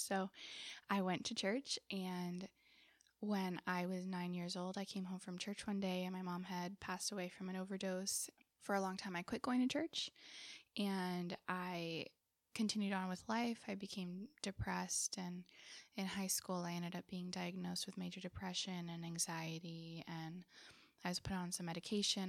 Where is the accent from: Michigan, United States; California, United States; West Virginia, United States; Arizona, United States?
California, United States; Southern; now in Fremont, United States; I grew up in Southern California